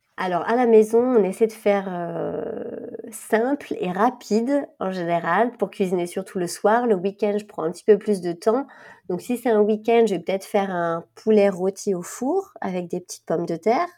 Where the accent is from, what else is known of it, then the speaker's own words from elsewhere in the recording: France; moved away as an adult; now in Switzerland; Normandie, qui était proche de ma région natale